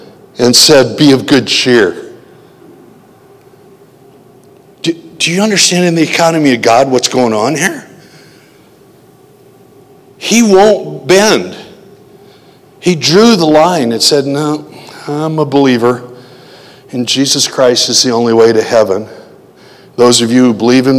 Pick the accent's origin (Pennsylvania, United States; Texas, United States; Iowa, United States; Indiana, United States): Iowa, United States; Janesville; from Janesville, Iowa